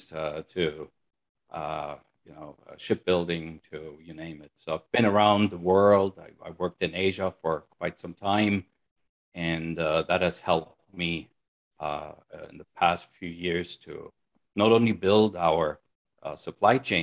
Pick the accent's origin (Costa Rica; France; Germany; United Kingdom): Germany; moved away as an adult; also born or lived in United States; I'm originally from Germany. That's where I pretty much grew up